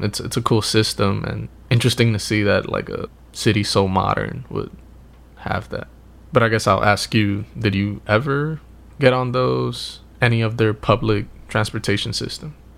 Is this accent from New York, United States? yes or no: yes; New York, United States; now in Los Angeles, United States; I'm from New York